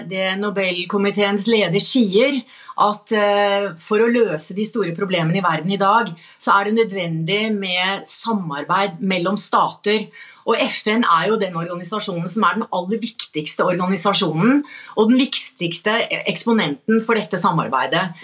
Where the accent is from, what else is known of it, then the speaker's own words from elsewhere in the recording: Norway; fordi, jeg er norsk